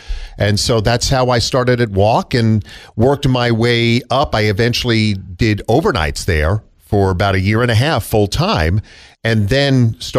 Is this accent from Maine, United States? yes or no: no; Long Island, New York, United States; moved away as an adult; also born or lived in Queens, New York; now in Georgia, United States; I was born in Queens, born in Astoria, and then my parents and I moved out to Long Island in 68. Yeah, so I was 2 at the time.